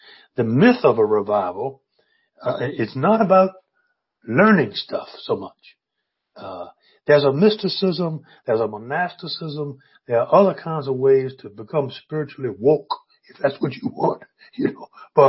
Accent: Virginia, United States; In my hometown, down in on the east coast of Virginia, we had a building constructed just for that.

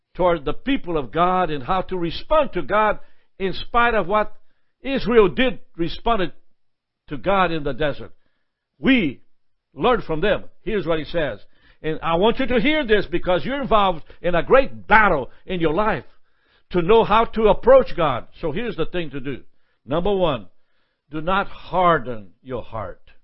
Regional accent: Brazil; moved away as an adult; also born or lived in Alma, Georgia; now in United States; I'm from Brazil

